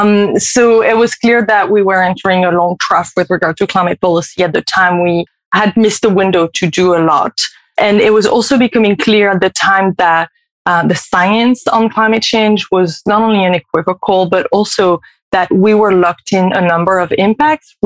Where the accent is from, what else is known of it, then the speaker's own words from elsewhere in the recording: France; moved away as an adult; also born or lived in California, United States; now in Paris, France; I am French. I've been living in the US, primarily in California for the past 15 years, but we've just resettled in France for a year.